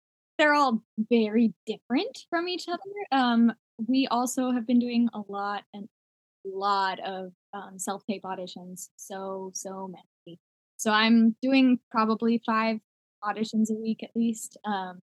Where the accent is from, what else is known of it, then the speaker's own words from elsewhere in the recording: California, United States; moved away as an adult; also born or lived in Los Angeles, United States; now in Orlando, United States; I am from California originally, but not the exciting part of California, the middle of nowhere California